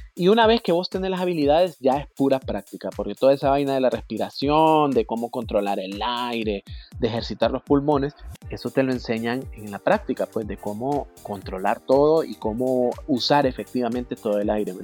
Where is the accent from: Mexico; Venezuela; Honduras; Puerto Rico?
Honduras; somos 8 millones de hondureños